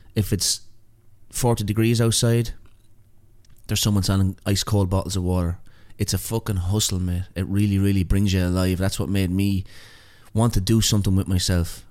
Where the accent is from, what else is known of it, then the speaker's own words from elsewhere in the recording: Ireland; moved away as an adult; also born or lived in New York; now in Australia; being an Irish immigrant there